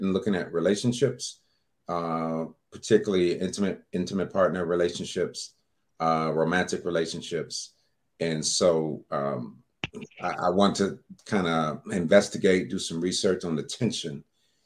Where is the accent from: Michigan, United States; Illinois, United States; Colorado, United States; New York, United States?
Michigan, United States; Detroit; moved away as an adult; now in Atlanta, United States; I'm in Atlanta, Georgia now. I've been here for about 10 years. I'm from Detroit, Michigan